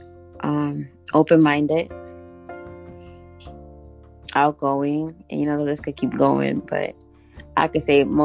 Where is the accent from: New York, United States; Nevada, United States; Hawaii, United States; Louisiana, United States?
New York, United States; also born or lived in Guatemala; I was born and raised here in New York, but I was also raised in Guatemala